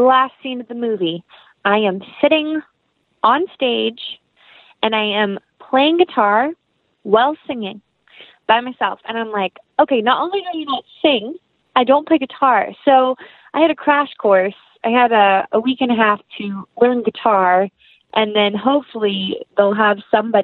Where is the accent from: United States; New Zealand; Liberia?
United States; the South; accent: country; I'm from the South, so it takes me one phone call to my best friend, and my country accent is there.